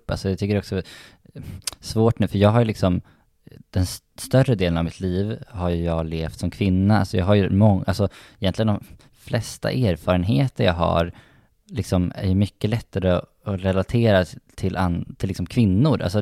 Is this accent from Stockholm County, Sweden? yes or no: no; Umeå, Västerbotten County, Sweden; jag tycker ju om Umeå jättemycket faktiskt. Eh, och jag var väldigt glad att jag växte upp där.